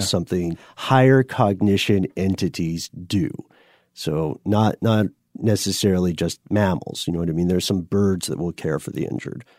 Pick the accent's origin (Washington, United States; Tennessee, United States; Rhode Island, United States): Tennessee, United States; accent: Tennessee; my Tennessee accent